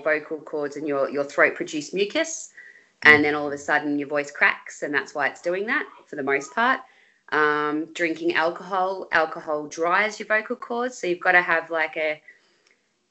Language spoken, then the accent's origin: English; Bendigo, Victoria, Australia; also born or lived in Melbourne; When we moved to Bendigo